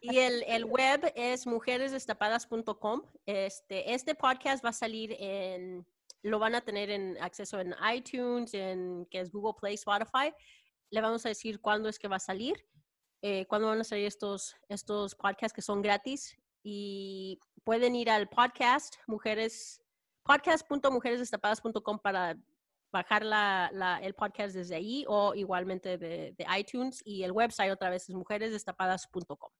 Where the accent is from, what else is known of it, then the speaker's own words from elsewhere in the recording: Texas, United States; yo soy tejana de padres guanajuatenses